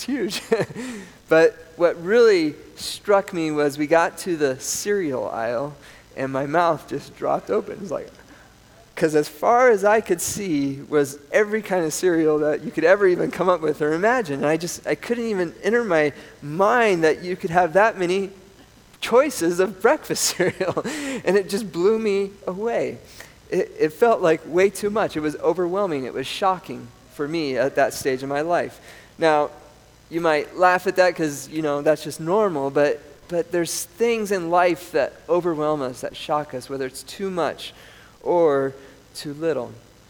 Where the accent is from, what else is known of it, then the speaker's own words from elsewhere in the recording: Colorado, United States; born there; also born or lived in South America; I grew up in South America. A lot of my younger childhood years were in South America. I was born in Colorado.